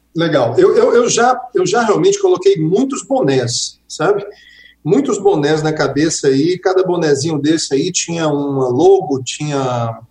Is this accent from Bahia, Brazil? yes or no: no; Quixeramobim, Ceará, Brazil; moved away; lá na minha terrinha, no Quixaramubim, meu pai ainda está lá, minha mãe também